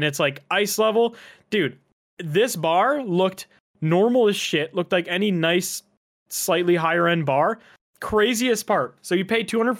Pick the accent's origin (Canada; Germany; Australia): Canada; I've been to a lot of hockey games throughout my life as a Canadian man